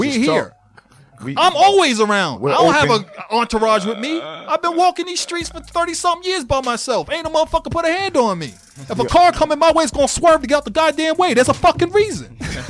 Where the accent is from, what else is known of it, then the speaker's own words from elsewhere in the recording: Boston, Massachusetts, United States; Dude, I'm from South End Lower Rocks.